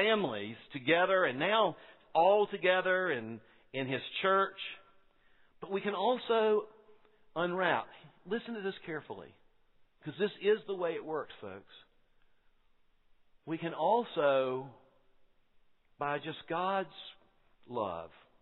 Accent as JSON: {"language": "English", "town": "Quincy", "region": "Florida", "country": "United States", "said": "You can tell I'm from Quincy, Florida."}